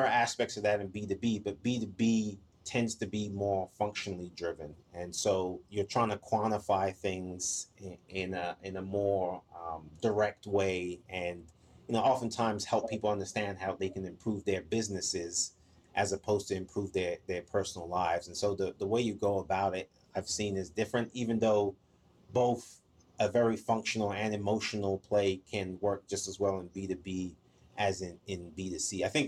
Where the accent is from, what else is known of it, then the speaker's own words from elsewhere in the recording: Maryland, United States; also born or lived in Ghana / England; now in Atlanta, United States; So I was born in Ghana, lived there till I was 5, and then I lived in England for 6 years after that. And then I lived in DC in the Maryland area for most of my life when I moved to the US.